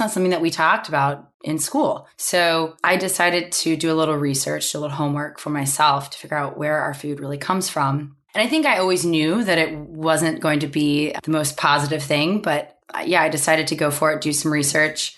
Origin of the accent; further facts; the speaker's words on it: Oklahoma, United States; growing up in Oklahoma